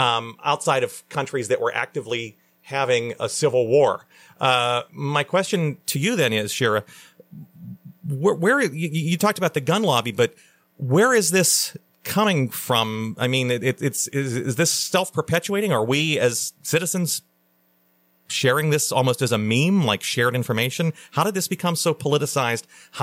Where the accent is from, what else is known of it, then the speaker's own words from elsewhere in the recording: Western Pennsylvania, United States; I grew up in Western Pennsylvania, grew up around people who had guns, grew up around family members who had guns.